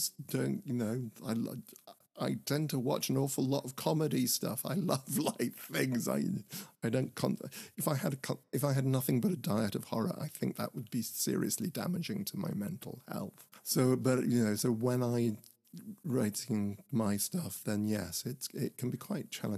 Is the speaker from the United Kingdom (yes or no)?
yes; Horsham, South East England, United Kingdom; the theatre where I grew up in Horsham